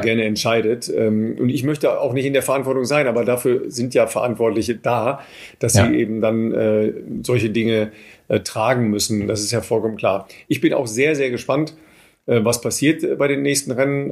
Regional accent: Germany; wir, glaube ich, als, als Deutsche

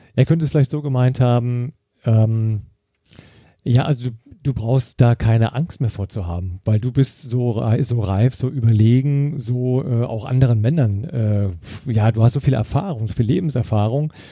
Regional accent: Eifel, Germany; ich bin in der Eifel groß geworden

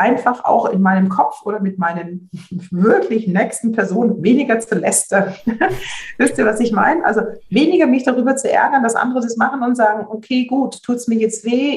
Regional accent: Swabia, Germany; wie ich jetzt als Schwäbin sagen würde

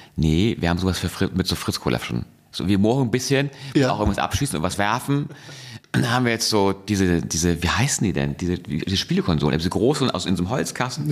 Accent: Hamburg, Germany; ich komme aus Hamburg

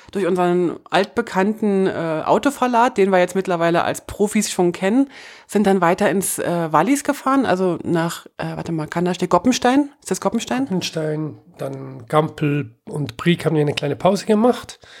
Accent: Germany; Das ist für, für, für mich als Deutsche ein bisschen äh, schwierig zu verstehen

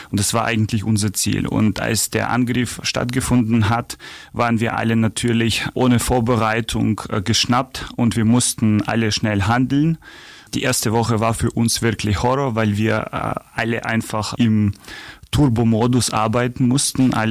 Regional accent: Ukraine; now in Augsburg, Germany; ich komme aus der Ukraine.

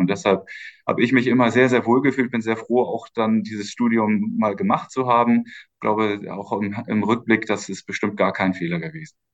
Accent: Schleswig-Holstein, Germany; moved away as an adult; also born or lived in Osnabrück / Stuttgart / Berlin / Santiago de Compostela; Und dann sind meine Eltern nach Schleswig-Holstein gezogen, in den schönen Norden. Mhm. Äh, und ähm, äh, dort bin ich aufgewachsen, habe dort mein Abitur gemacht

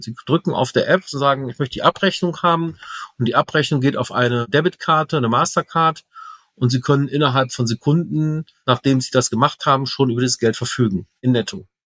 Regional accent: Rhineland, Germany; ich Rheinländer bin

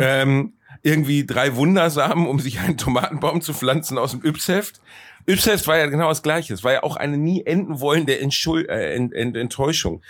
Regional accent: Ruhr area, North Rhine-Westphalia, Germany; bei uns im Ruhrgebiet

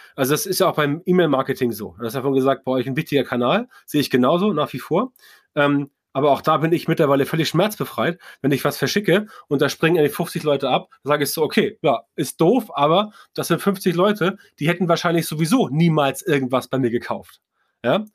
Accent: Northern Germany, Germany; als Norddeutscher

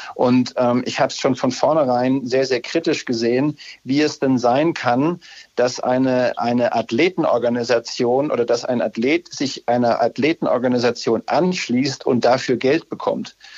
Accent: Upper Franconia, Bavaria, Germany; ich bin ja Franke, Oberfranke

